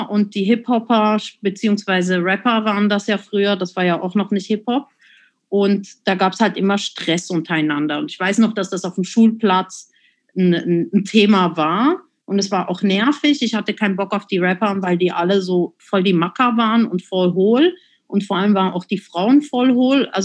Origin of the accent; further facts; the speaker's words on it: Zurich, Switzerland; Und ich bin ja in der Agglomeration von Zürich groß geworden. Äh, Seebach hieß das Kaff